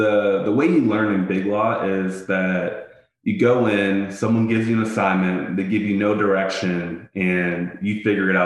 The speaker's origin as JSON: {"language": "English", "town": "Pittsburgh", "region": "Pennsylvania", "country": "United States", "tie": "born or raised there", "also_born_or_lived": "Ithaca, New York", "moved": "as an adult", "lives_now": "Philadelphia, United States", "said": "my hometown of Pittsburgh"}